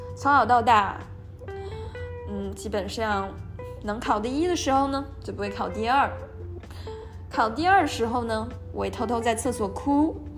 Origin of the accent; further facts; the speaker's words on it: China; moved away; 在国内长大学习的过程中，非常官僚主义